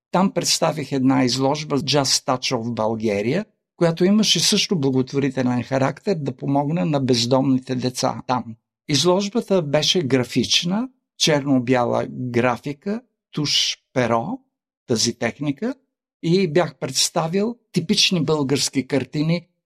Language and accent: Bulgarian; Australia; Също като кажа, че съм от Австралия, че живея в Австралия, те казват Виена ли, Австрия това така ме изненади.